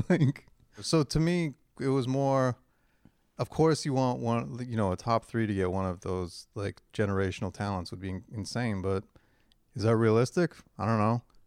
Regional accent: Hamilton, Ontario, Canada; growing up in Hamilton and the girls in my high school all play Transway

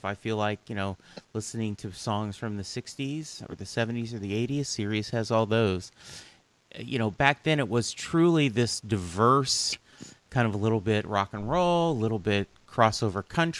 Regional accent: Louisiana, United States; So here in, I was growing up in Louisiana, but Casey Kasem's Top 40 was something that they played on the local AM station

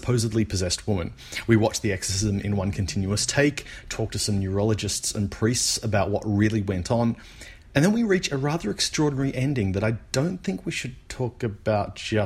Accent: Australia; As an Australian

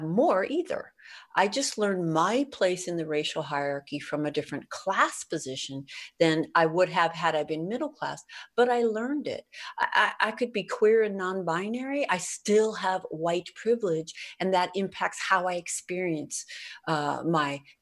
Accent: Bay Area, California, United States; I was raised in poverty, and I mean that explicitly. I grew up in the Bay Area

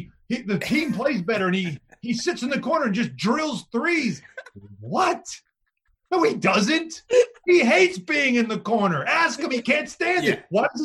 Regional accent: Brentwood, New York, United States; I was off Washington Avenue on the north side

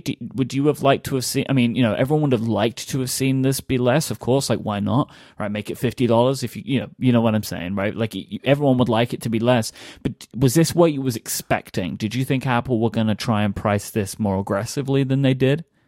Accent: London, United Kingdom; I grew up in London

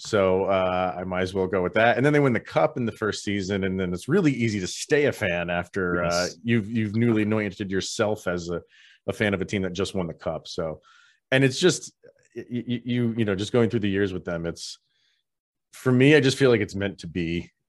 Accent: New York, United States; I born and raised in the New York area, and more upstate, more near like the Albany area.

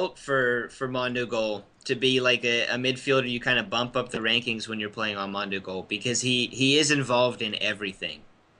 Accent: Pittsburgh, Pennsylvania, United States; now in near Philadelphia, United States; So I'm from Pittsburgh, by the way.

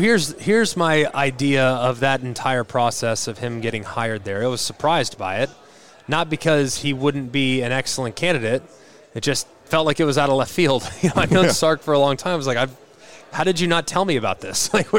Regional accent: Los Angeles, California, United States; I grew up in the Big 12 footprint, so that was probably the league that I followed the closest. The other thing, I'm originally from Los Angeles.

